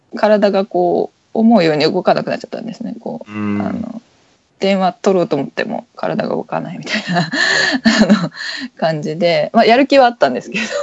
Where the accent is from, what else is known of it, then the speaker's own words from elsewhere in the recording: Kawasaki, Kanagawa, Japan; 私川崎の人なんですけど